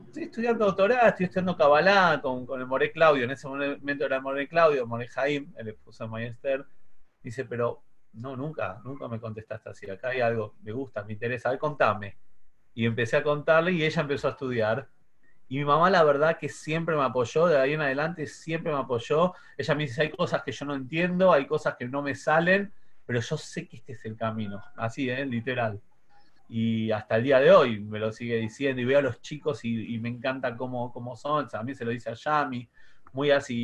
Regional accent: Buenos Aires, Argentina; also born or lived in Paso del Rey / Ramos Mejía; soy de Flores

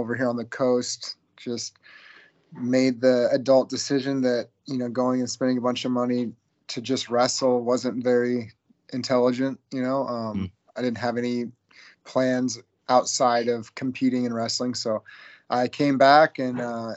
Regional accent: Eugene, Oregon, United States; I was born right here in Eugene, Oregon, born and raised

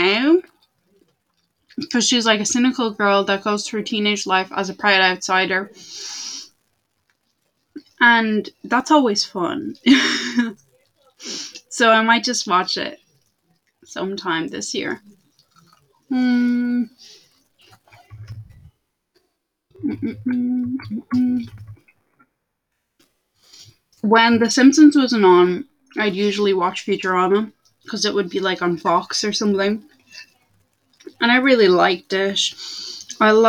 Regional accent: Portugal; I am from Portugal. I am the Portuguese

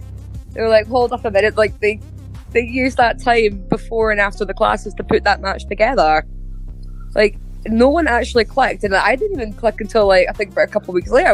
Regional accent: Edinburgh, Scotland, United Kingdom; born or raised there

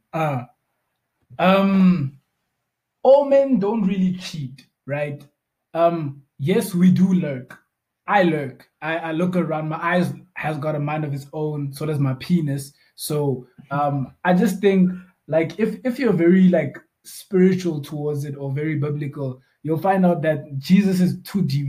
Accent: Bloemfontein, Free State, South Africa; also born or lived in Cape Town; I'm also from Bloemfontein originally. Um, I, were, I had a gap when I was not in Bloemfontein. Um, I was actually in Cape Town

